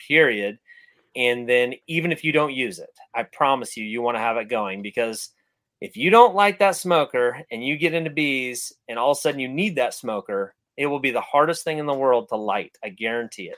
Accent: California, United States; growing up in California

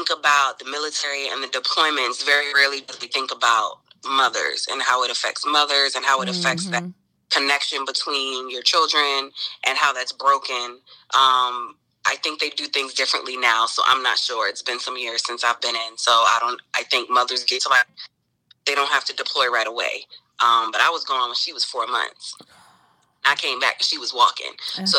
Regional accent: Georgetown, South Carolina, United States; moved away as an adult; also born or lived in New York / Tampa; now in Houston, United States; I grew up in Georgetown, South Carolina, which is about an hour north of Charleston, South Carolina

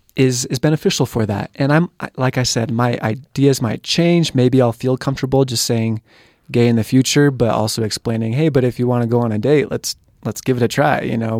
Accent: San Diego, California, United States; moved away; I'm from San Diego, California area

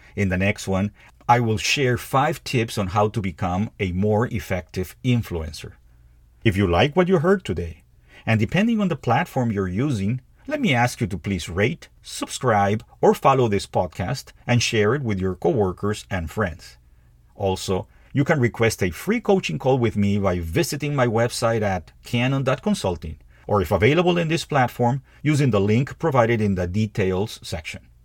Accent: Peru; moved away as an adult; in Peru. my home country

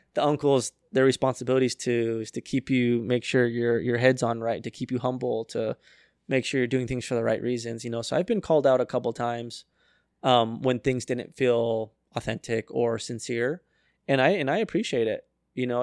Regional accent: Arizona, United States; I was raised in Arizona

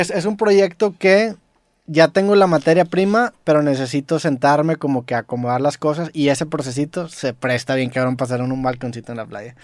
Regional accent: Mexico; yo no soy americano, soy mexicano

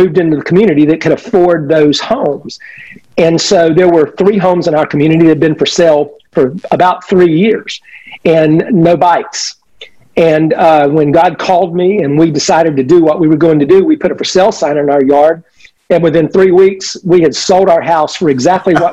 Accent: Winter Haven, Florida, United States; I am a redneck from Central Florida. So I was one of these guys. So, you know, I came back to Central Florida and came right back to my hometown, literally the town that I graduated from high school from

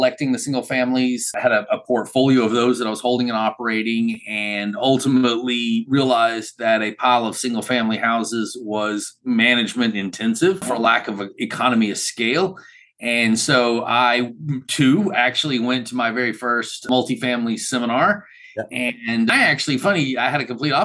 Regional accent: Macon, Georgia, United States; I'm from Macon, Georgia.

